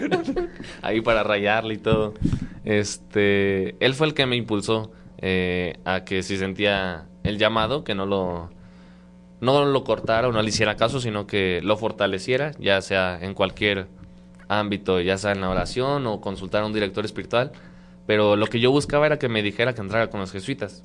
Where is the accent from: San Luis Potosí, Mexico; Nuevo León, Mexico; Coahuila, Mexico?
San Luis Potosí, Mexico; moved away as an adult; soy de San Luis Potosí, tengo 20 años, cumplidos apenas en febrero. Eh, de San Luis Potosí, exactamente de la capital, de ahí mero somos.